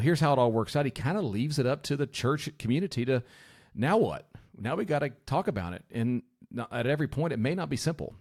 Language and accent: English; United States; I'm an American